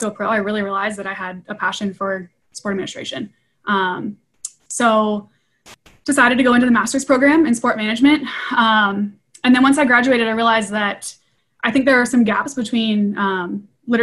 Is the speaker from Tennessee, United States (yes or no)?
no; Ohio, United States; I was born and raised in Ohio